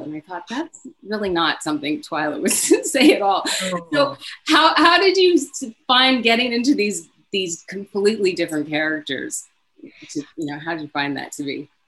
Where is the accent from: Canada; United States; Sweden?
Canada; I'm Canadian also